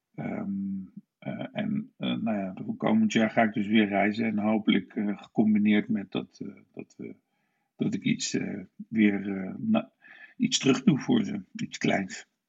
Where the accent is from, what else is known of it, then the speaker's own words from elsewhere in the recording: Nijmegen, Gelderland, Netherlands; also born or lived in Istanbul / London; ik ben eh, geboren en getogen in Nijmegen